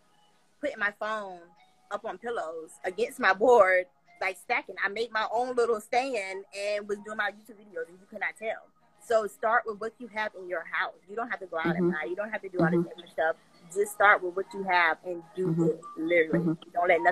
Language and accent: English; South Carolina, United States; South Carolina, something.